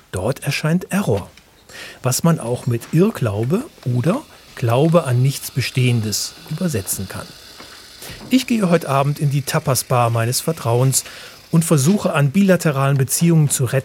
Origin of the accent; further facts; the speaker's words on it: Switzerland; Ich bin Schweizer.